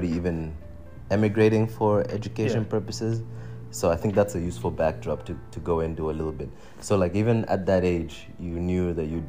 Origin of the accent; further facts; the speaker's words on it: Tanzania; now in Canada; I'm from Tanzania